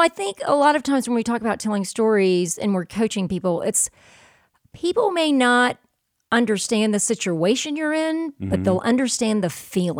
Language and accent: English; the South, United States; I'm from the South.